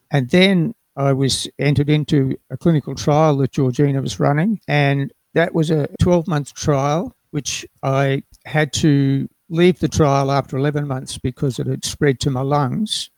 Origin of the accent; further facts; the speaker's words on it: Darwin, Northern Territory, Australia; I was born in Darwin and grew up in the Northern Territory